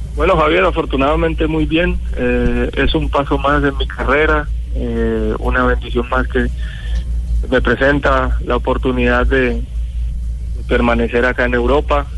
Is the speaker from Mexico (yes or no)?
no; Colombia; moved away as an adult; somos colombianos